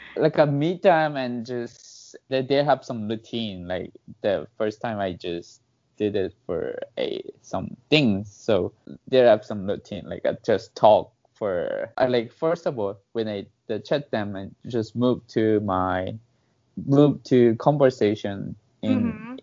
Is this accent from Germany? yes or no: no; South Korea; English is a second language; I'm from Korea